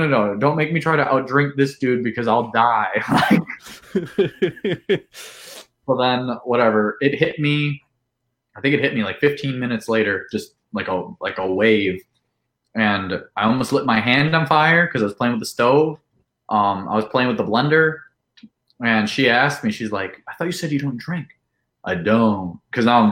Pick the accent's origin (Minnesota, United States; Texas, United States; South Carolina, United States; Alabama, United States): Alabama, United States; Mobile; moved away; also born or lived in Wisconsin; I'm originally from Alabama.